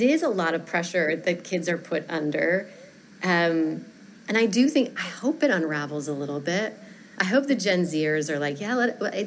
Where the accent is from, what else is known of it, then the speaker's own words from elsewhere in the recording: Fort Collins, Colorado, United States; moved away as an adult; also born or lived in San Francisco / Chicago; I grew up in Colorado. I grew up in a town called Fort Collins, an hour north of Denver